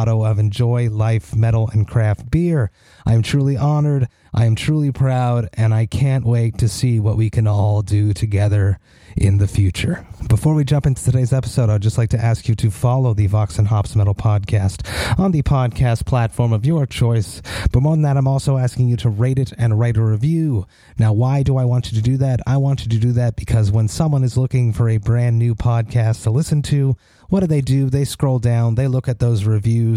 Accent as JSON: {"language": "English", "town": "Montreal", "region": "Quebec", "country": "Canada", "tie": "born or raised there", "said": "I'm from Montreal"}